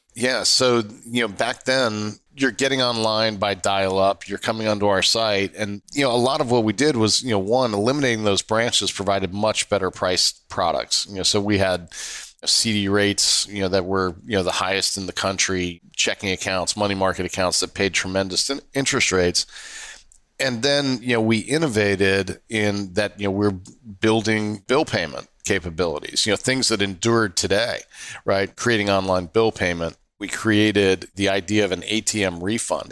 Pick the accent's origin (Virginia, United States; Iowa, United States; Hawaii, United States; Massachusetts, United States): Virginia, United States; Northern; also born or lived in Jersey City; When I was a kid growing up in Northern Virginia in A C C territory